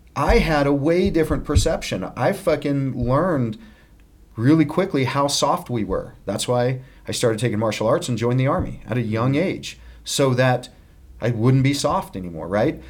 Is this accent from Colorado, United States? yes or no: yes; Littleton, Colorado, United States; I grew up in Littleton, Colorado